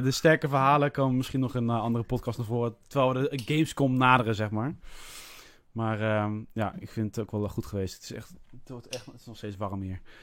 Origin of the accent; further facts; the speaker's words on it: Netherlands; als echte Nederlanders